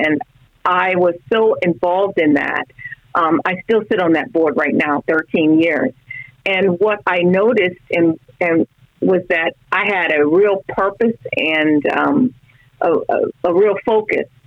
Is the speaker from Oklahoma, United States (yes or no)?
no; South Florida, United States; I grew up in South Florida